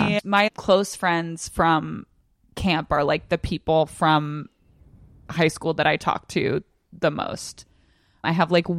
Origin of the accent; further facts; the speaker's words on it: Virginia, United States; Northern Virginia.